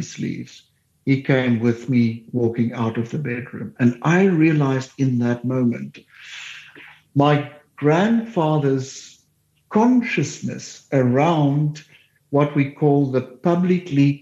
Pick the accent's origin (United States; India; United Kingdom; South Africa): South Africa; Heidelberg, Western Cape; they moved to Heidelberg, where I grew up in the Cape